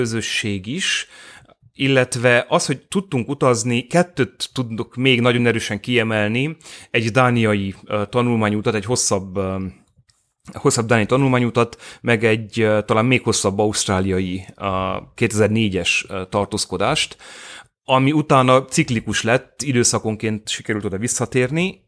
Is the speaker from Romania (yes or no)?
yes; Târgu Mureș, Mureș County, Romania; én Marosvásárhelyi vagyok, értelemszerűen bolyéban végeztem